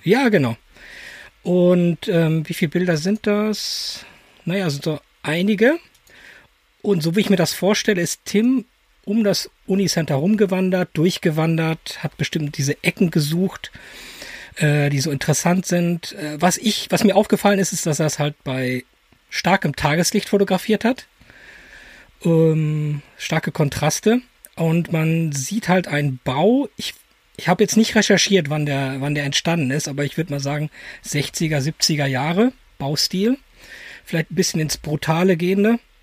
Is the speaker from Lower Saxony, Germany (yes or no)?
no; edge of the Ruhr area, North Rhine-Westphalia, Germany; ich komme aus dem Rand vom Ruhrgebiet